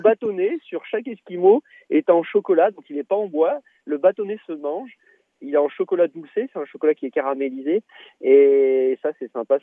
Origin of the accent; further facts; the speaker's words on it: Tournon-sur-Rhône, Auvergne-Rhône-Alpes, France; from Ardèche, de là où on vient d'ailleurs, de Tournon-sur-Rhône